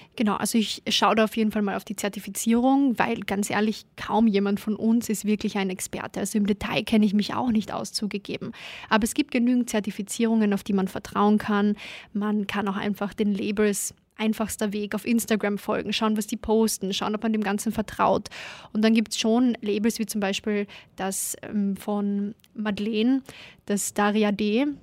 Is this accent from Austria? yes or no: yes; Klagenfurt, Carinthia, Austria; now in Vienna, Austria; da war ich noch in Kärnten, bin gebürtige Klagenfurterin. Und als ich dann nach Wien gekommen bin